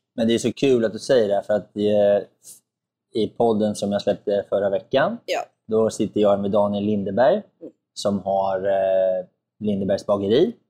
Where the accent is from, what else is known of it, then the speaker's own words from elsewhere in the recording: Närke, Örebro County, Sweden; Närke, ja. där jag kommer ifrån